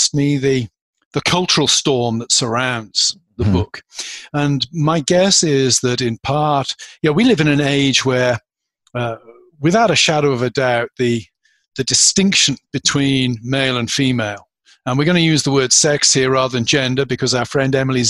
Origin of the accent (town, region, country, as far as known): United Kingdom; born or raised there; moved away as an adult; now in United States